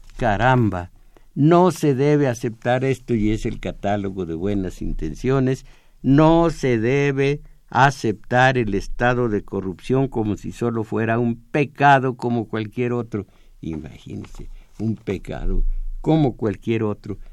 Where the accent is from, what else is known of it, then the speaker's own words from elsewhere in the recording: Mexico; yo soy mexicano también